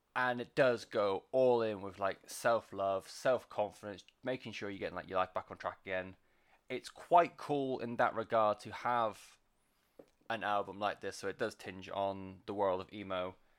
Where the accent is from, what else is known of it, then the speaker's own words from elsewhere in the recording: West Country, South West England, United Kingdom; I'm from the West Country. We don't do R's and W's very well